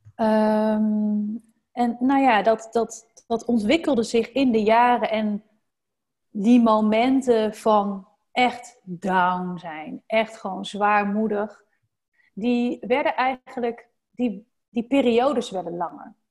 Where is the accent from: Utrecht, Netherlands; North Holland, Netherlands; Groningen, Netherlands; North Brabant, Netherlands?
North Brabant, Netherlands; now in Randstad, Netherlands; in Brabant, waar ik vandaan kom